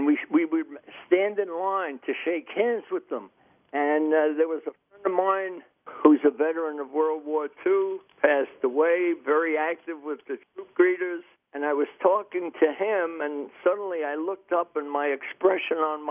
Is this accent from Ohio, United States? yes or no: no; Jersey City, New Jersey, United States; now in Maine, United States; I was born in Jersey City. The Depression was on. I graduated the 8th grade, and I wanted to work and help support the family